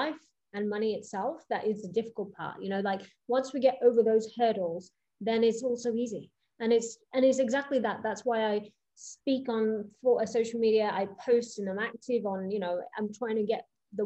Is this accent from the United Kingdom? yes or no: yes; Coventry, West Midlands, United Kingdom; also born or lived in East Africa / Monaco; Actually, 9 years old was when I moved to Coventry. I was born I was born in East Africa.